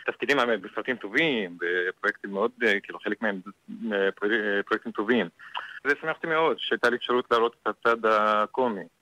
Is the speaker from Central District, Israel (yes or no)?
yes; Tayibe, Central District, Israel; now in Tel Aviv, Israel; כל החיים שלי אני גר בתל אביב, אבל במקור מטייבה.